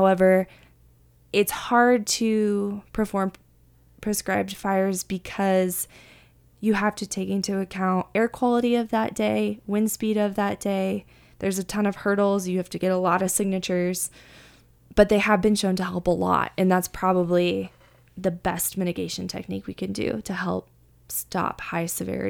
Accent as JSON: {"language": "English", "area": "near the Sacramento River", "region": "Northern California", "country": "United States", "tie": "born or raised there", "moved": "yes", "said": "I'm actually from Northern California, where we have a ton of fires every year. And I grew up near the Sacramento River"}